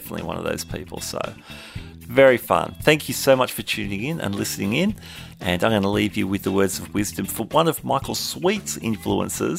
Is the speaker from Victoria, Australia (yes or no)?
no; Sydney, New South Wales, Australia; you're in Sydney, my hometown